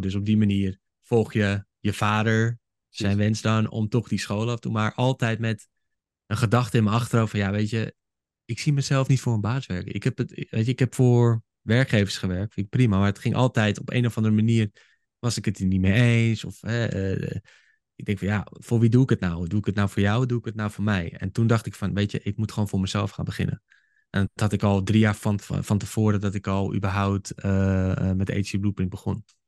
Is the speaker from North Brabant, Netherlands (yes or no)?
no; Haarlem, North Holland, Netherlands; also born or lived in Hoofddorp; ik kom oorspronkelijk kom ik uit Haarlem. Ik ben geboren en getogen daar